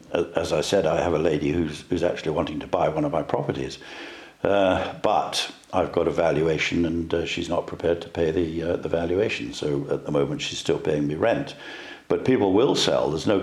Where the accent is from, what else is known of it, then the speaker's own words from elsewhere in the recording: Dundee, Scotland, United Kingdom; also born or lived in London / Edinburgh; I came from Dundee originally